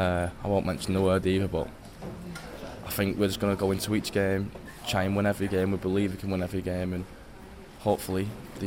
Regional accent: Widnes, North West England, United Kingdom; playing for my hometown club

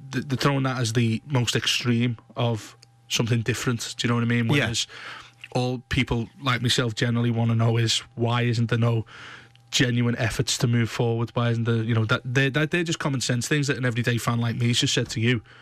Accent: Blackburn, North West England, United Kingdom; I'm from Blackburn, mate.

